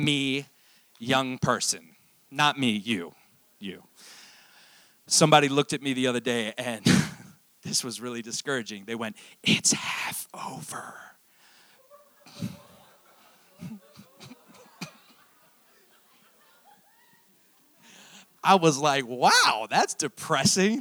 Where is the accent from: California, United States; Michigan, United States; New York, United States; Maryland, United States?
Maryland, United States; Fallston; So I went to high school in Harford County. Go Cougars. I grew up in Fallston, Maryland